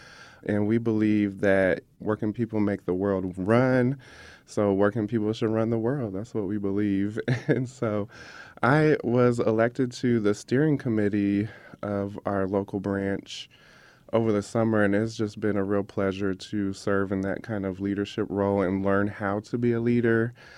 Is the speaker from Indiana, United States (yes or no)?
yes; Indianapolis, Indiana, United States; So I was born and raised here in Indianapolis on West 38th Street. So when I grew up on West 38th Street, like right before you get to the highway, it was very much a different place than what you recognize today. It was very much a black and white working